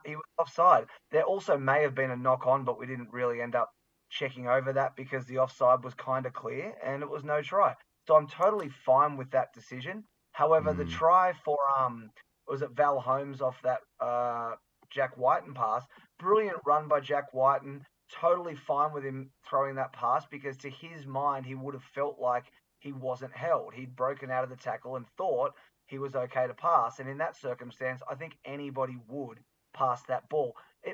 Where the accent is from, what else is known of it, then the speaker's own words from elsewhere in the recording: Australia; I was born in Australia. I've lived almost my whole life here.